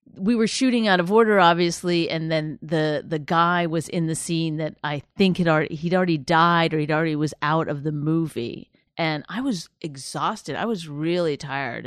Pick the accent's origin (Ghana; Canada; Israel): Canada; moved away as an adult; also born or lived in Toronto / New York / Los Angeles; all my material was about being Canadian